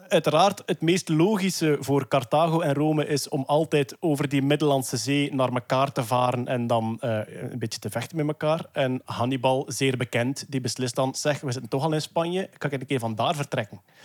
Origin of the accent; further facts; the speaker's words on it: Flanders, Belgium; als Vlaming van onze of voorgaande generaties